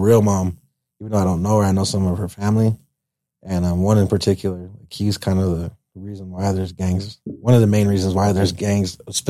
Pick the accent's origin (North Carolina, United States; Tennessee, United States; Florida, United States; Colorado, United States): Colorado, United States; Greeley; also born or lived in Uvalde, Texas; growing up in the Deltas